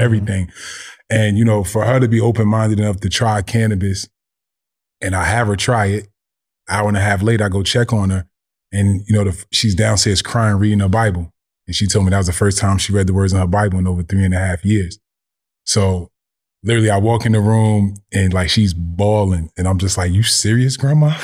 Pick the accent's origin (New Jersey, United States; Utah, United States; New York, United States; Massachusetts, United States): New Jersey, United States; Orange; I grew up in Orange, New Jersey